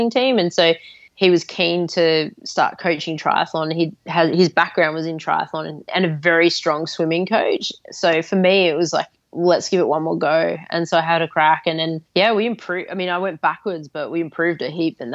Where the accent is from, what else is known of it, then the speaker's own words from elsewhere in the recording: Adelaide, South Australia, Australia; the beach in Adelaide, my hometown